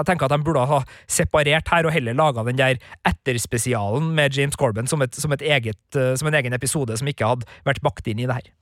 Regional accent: Klæbu, Trøndelag, Norway; moved away; hjemme i Klæbu

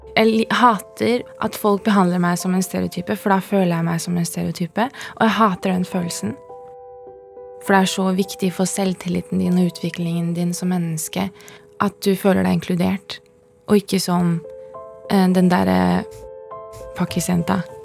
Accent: Oslo, Norway; jeg vokste opp på Holmlia

